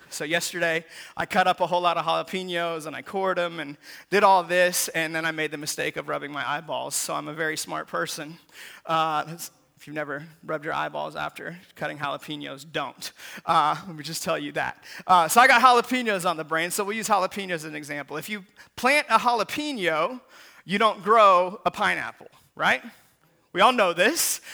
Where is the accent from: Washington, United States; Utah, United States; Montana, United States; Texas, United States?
Washington, United States; Seattle; when I was a kid growing up in Seattle